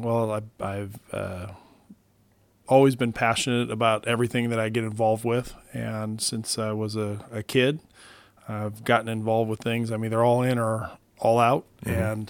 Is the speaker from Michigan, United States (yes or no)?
yes; Detroit, Michigan, United States; born there; also born or lived in Omaha, Nebraska / California; I was born in Detroit, Michigan, and he was an accounting instructor. So we moved kind of across the country as he found different positions and moved from Omaha, Nebraska, actually out to California.